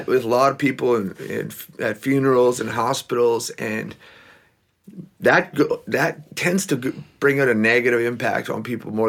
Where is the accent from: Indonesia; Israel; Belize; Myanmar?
Belize; also born or lived in Mexico; now in Manitoba, Canada; My dad, he's from Belize, which is south of Mexico, but they wanted us to learn English. So we went from the tropics of Belize to the tropics of Manitoba.